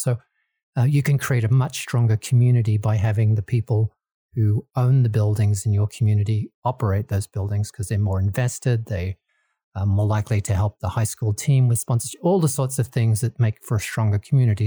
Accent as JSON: {"language": "English", "country": "Australia", "tie": "born or raised there", "also_born_or_lived": "Kansas, United States", "moved": "as an adult", "lives_now": "Colorado, United States", "said": "I originally born and bred in Australia and lived in there for, for most of my life"}